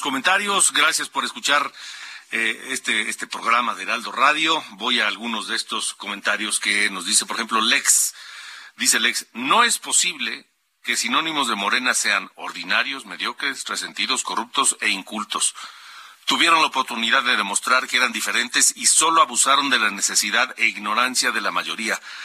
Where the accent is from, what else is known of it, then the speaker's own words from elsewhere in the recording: Mexico; los mexicanos